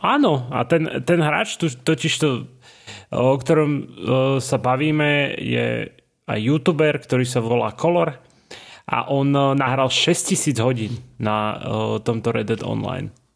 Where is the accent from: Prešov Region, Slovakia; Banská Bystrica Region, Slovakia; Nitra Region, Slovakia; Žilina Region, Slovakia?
Banská Bystrica Region, Slovakia; Banská Bystrica; moved away; som z Bystrice